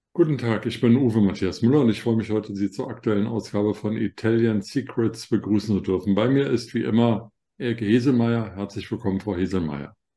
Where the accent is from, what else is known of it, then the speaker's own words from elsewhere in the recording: Germany; ich als Deutscher